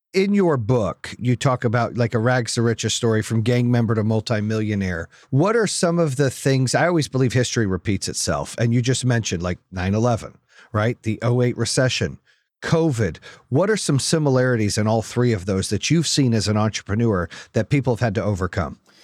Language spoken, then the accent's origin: English; Phoenix, Arizona, United States; growing up in Phoenix